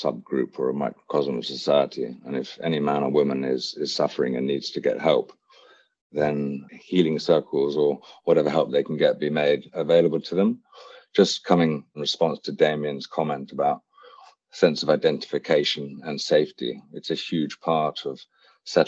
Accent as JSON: {"language": "English", "area": "Hampshire", "region": "South East England", "country": "United Kingdom", "tie": "born or raised there", "also_born_or_lived": "Wiltshire", "said": "I was born in Wiltshire, raised in Hampshire, and I went to boarding school here in the UK"}